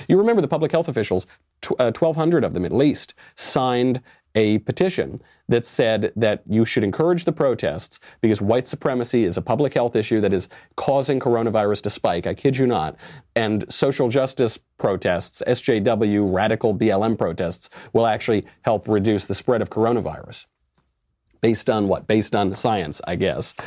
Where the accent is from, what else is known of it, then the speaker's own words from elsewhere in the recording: New York, United States; now in Los Angeles, United States; I'm a New Yorker, was born in New York, while I live in Los Angeles now